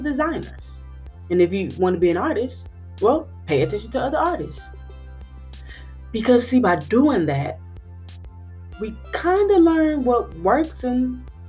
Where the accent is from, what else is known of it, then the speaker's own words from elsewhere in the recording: Milwaukee, Wisconsin, United States; growing up in Milwaukee